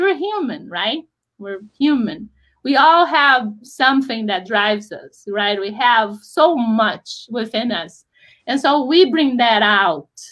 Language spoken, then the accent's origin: English; Brazil; moved away as an adult; also born or lived in Rio de Janeiro; now in United States; we decided to move to the United States because I grew up in Brazil.